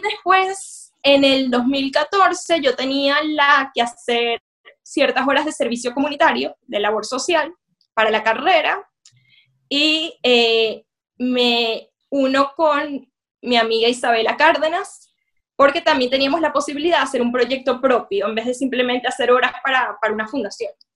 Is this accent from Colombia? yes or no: no; Venezuela; now in London, United Kingdom; yo soy una mujer venezolana, judía